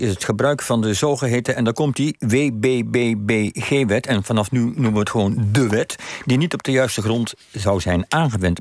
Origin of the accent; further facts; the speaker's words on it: Netherlands; wij als Nederlanders